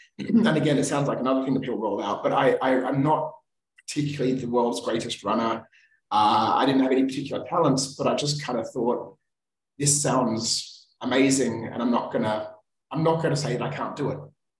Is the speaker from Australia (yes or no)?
yes; Australia; Because I come from Australia, there's no real snow in Australia.